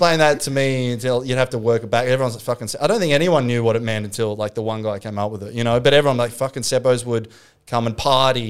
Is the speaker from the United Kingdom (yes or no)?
no; Australia